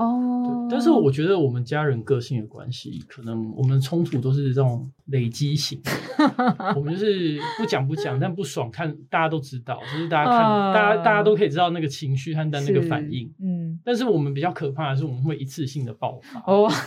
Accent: Chiayi, Chiayi County, Taiwan; also born or lived in Australia; 在小时候在嘉义的生活

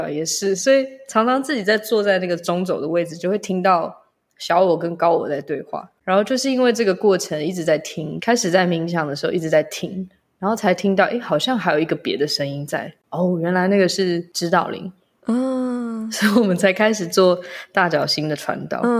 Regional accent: Taiwan; first language English; Chinese is a second language; also born or lived in Malaysia; 出生在马来西亚，在台湾长大的时间大概有五六年吧，但是一直是在一个西洋教育系统里面，所以我的母语是英文，在家里讲中文

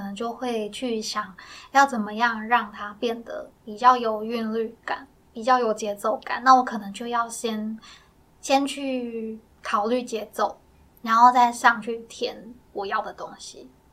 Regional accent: Miaoli County, Taiwan; accent: Sixian Hakka; 因为我自己是客家人，我是对苗栗的客家人，然后我的客家话就是可能一般的生活用语还可以

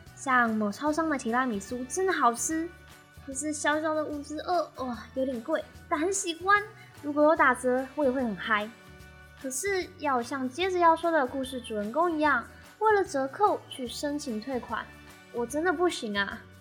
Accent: Taiwan; 我就是土生土长的台湾人，也没有在美食卖场打工或是美国生活的经验

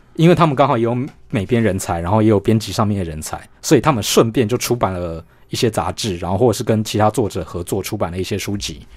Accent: Taiwan; 一方面我们台湾人好像觉得说对自己是有点没有信心

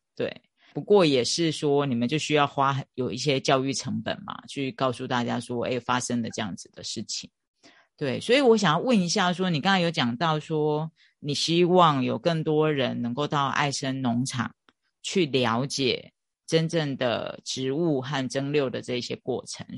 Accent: Chiayi, Taiwan; 我也是嘉义人

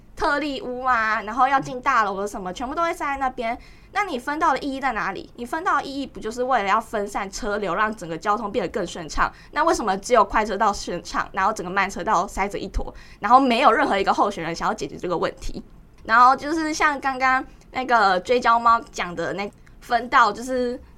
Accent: Tainan, Taiwan; 然后我来自台南市。

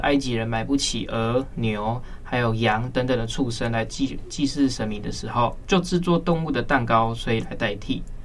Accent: Kaohsiung, Taiwan; 我是高雄人

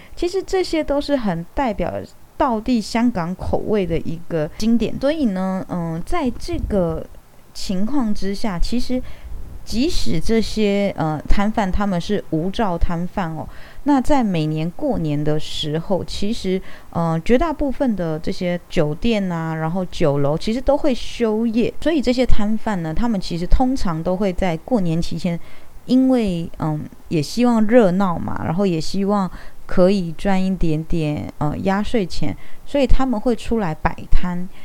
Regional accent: Taiwan; 我是一名台湾人，我会讲台语，我觉得很正常。那我从小学习的，也就是台湾的历史

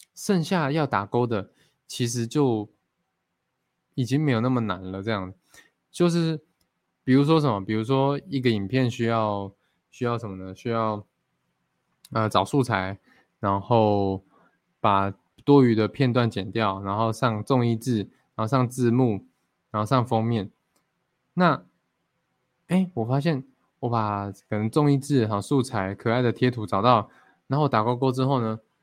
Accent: Fengyuan, Taichung, Taiwan; 我其实一直很想要学我的原住民的母语啦，因为我从小就在丰原长大嘛 就是都市长大

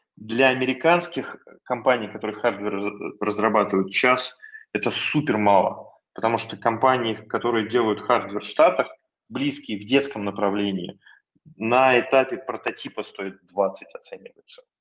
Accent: Russia; also born or lived in California, United States

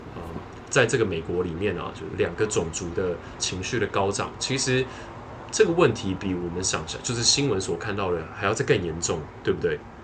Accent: Taiwan; also born or lived in Netherlands; 如果是在台湾的话，因为我，我， 我就是土生土长的嘛

